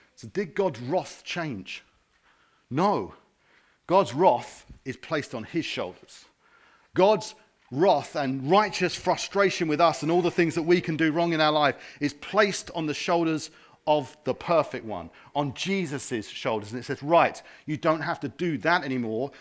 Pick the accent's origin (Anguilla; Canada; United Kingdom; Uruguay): United Kingdom; Harrow, London; now in Watford, United Kingdom; I wasn't born here. I'm from Harrow